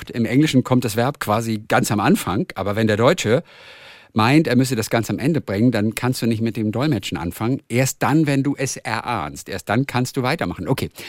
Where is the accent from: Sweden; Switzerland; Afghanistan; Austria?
Austria; Upper Austria; now in Graz, Austria; ich komme aus Oberösterreich. Ich studiere allerdings in Graz in der Steiermark